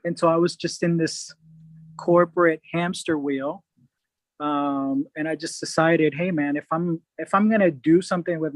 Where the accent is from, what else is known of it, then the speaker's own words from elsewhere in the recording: Atlanta, Georgia, United States; moved away as an adult; also born or lived in Puerto Rico; now in California, United States; I grew up 8.5 years in Puerto Rico. Had a significant loss in my family. Lost my mom and grandma at an early age. Oh. And ended up moving to Atlanta with my aunt and uncle, and stayed there till I was out of college